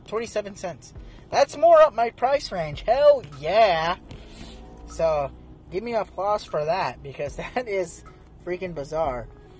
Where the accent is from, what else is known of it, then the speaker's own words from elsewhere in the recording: Arizona, United States; now in Oregon, United States; I'm from Arizona.